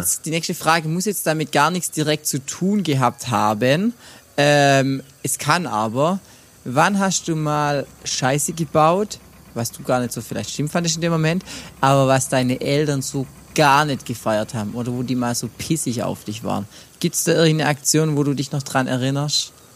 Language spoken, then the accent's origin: German; near Brackenheim, Baden-Württemberg, Germany; in meinem Heimat ähm, Kaff, beziehungsweise ein Kaff weiter in Brackenheim